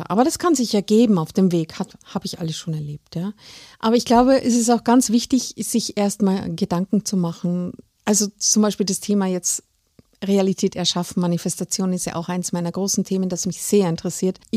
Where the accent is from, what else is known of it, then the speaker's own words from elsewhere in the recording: Salzburg, Austria; now in Germany; Ich, ich bin Salzburgerin